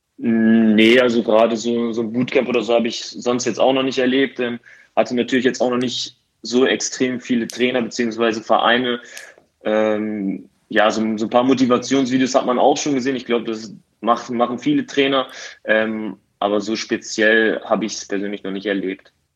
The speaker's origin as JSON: {"language": "German", "town": "Osnabrück", "region": "Lower Saxony", "country": "Germany", "tie": "born or raised there", "also_born_or_lived": "Halle", "said": "wieder nach Osnabrück zu kehren. Ähm, zumal es meine Heimat ist"}